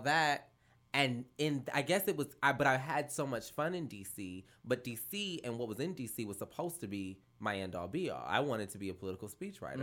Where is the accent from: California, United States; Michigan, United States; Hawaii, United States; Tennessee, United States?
California, United States; Los Angeles; moved away; I was back in L A for the first time as an adult